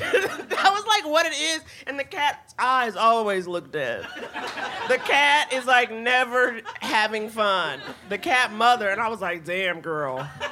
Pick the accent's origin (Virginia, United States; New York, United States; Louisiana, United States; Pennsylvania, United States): New York, United States; I grew up in New York.